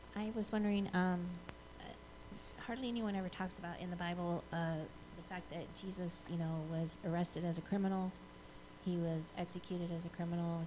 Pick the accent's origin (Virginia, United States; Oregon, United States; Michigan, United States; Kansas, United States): Michigan, United States; Flint; I, I live in Flint. I'm I'm from Flint